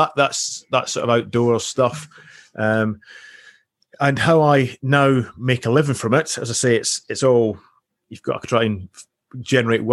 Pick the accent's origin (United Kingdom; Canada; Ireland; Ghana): United Kingdom; Highlands of Scotland; I grew up in the Highlands of Scotland.